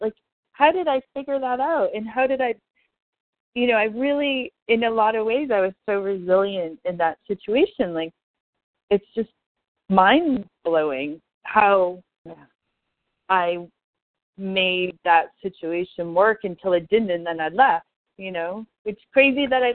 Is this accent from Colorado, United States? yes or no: no; Amherst, Massachusetts, United States; I used to take the Peter Pan bus when I was 5 from Amherst to Natick alone to see my grandmother